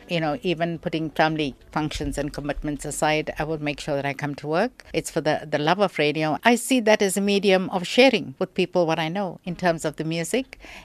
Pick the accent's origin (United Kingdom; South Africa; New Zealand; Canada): South Africa; I'm a South African